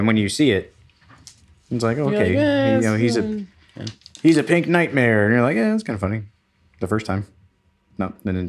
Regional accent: the South, United States; Growing up in the South

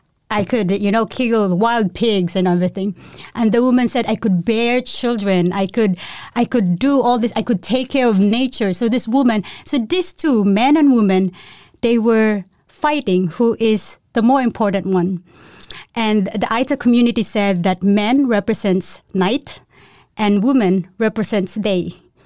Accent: Cebu, Central Visayas, Philippines; but yeah, I'm from the Philippines. Mm-hmm. I grew up in a place called Cebu. It's actually in the middle of the Philippines, and it's like, you used to say, 15 minutes to the sea and tropical country.

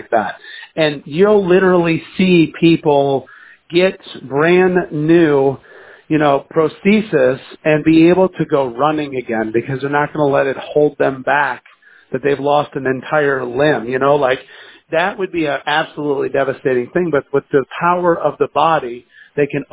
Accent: the South, United States; we're from the South

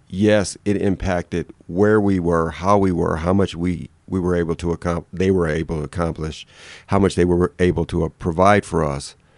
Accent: Detroit, Michigan, United States; moved away; I'm from Detroit

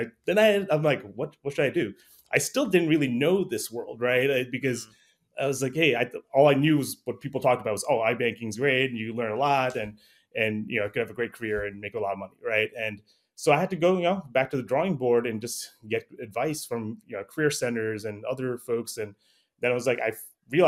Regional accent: New York, United States; my parents immigrated from Bangladesh in the mid-70s, so I was born in New York

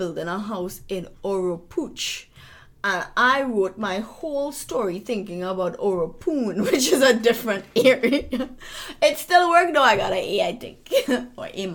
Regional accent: Trinidad & Tobago; I'm from Trinidad

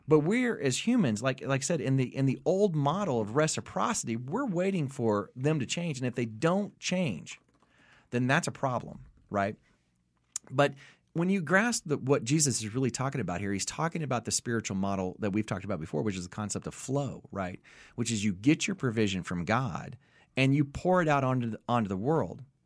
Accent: the South, United States; I'm from the South

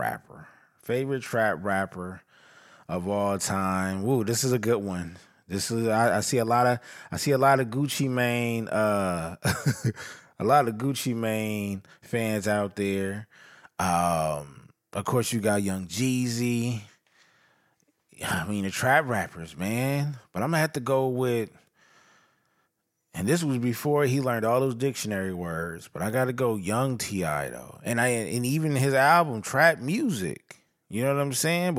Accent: Inglewood / east side, California, United States; I was born in Inglewood, but I was raised on the east side

